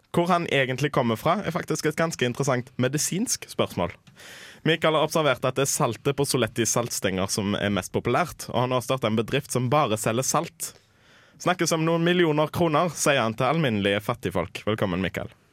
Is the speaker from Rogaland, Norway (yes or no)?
yes; Haugesund, Rogaland, Norway; Jeg kommer fra Haugesund